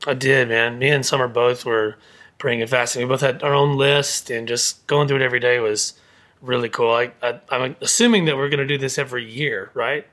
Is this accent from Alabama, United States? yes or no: yes; Alabama, United States; I'm from Alabama